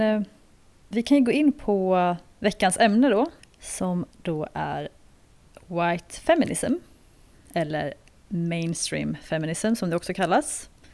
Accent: Sweden; moved away as an adult; now in South Africa; när jag växte upp i Sverige

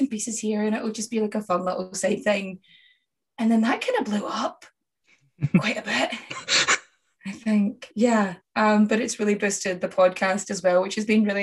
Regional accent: Scotland, United Kingdom; now in Ireland; I'm Scottish and I live in Ireland

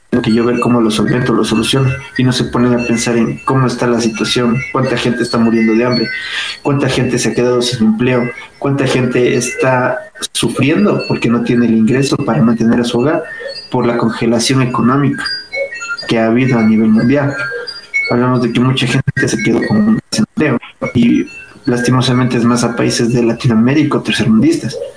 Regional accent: Louisiana, United States; O sea, yo vengo de Luisiana, del sur.

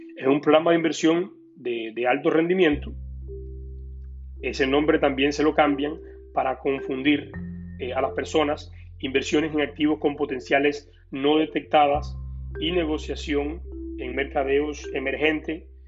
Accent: Cuba; moved away; yo como cubano pasé por un proceso cuando vine acá muy difícil

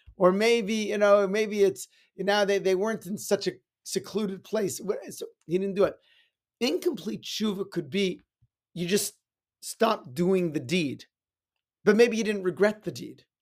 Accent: Edmonton, Alberta, Canada; When I was growing up in Edmonton

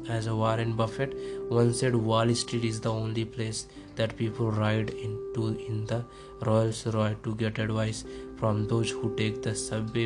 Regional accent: India; I am from India. I am from India

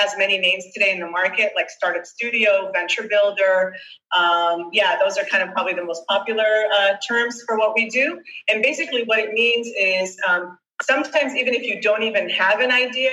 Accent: Boston, Massachusetts, United States; also born or lived in Israel; I grew up, I was born in Israel. I grew up in Boston. My parents relocated

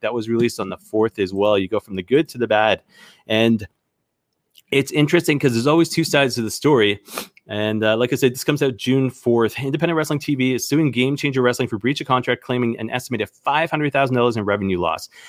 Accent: Canada; as a Canadian

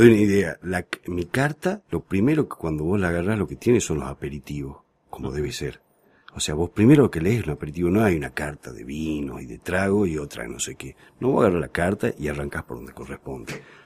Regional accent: Salta, Argentina; moved away as an adult; now in Buenos Aires, Argentina; yo vengo de Salta. Eh, me venía a estudiar acá a Buenos Aires y estoy viviendo acá

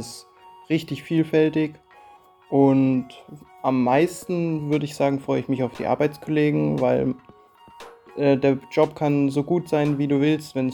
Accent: Haslach, Baden-Württemberg, Germany; Ich komme aus Haslach

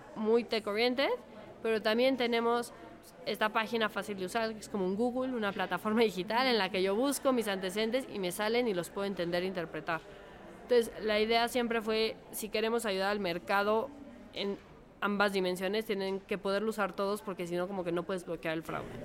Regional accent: Mexico; yo soy mexicana, estudié aquí en el ITAM

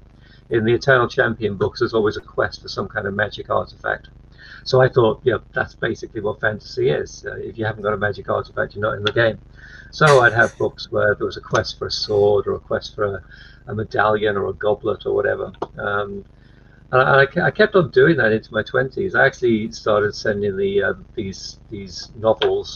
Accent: Liverpool, North West England, United Kingdom; I was born in Liverpool, which is a big port city and a big manufacturing city in the UK

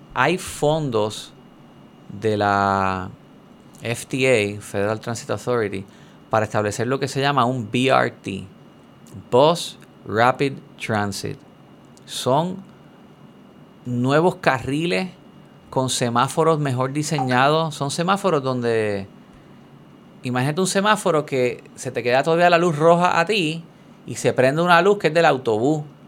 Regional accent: Puerto Rico; moved away; somos muchos puertorriqueños

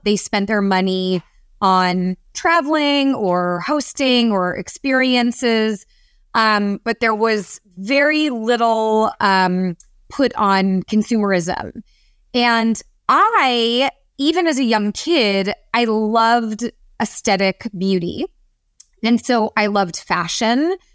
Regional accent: San Francisco, California, United States; I grew up in San Francisco in the Bay Area

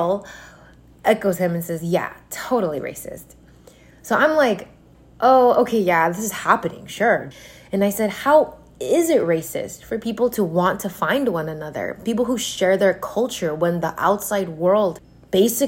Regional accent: United States; I grew up in and around Koreatown basically my whole life in the US

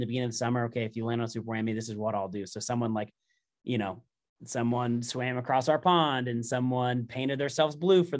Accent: Indiana, United States; moved away as an adult; also born or lived in Southern California; I'm born and raised in Indiana

